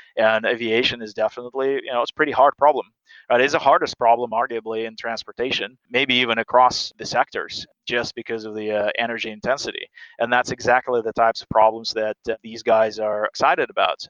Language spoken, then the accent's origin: English; Siberia, Russia; moved away as an adult; now in United States; I, I grew up in Siberia.